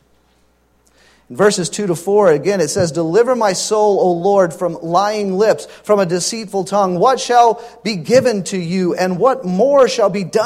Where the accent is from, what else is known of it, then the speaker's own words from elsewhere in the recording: Louisiana, United States; Growing up in Louisiana, we got our driver's license at 15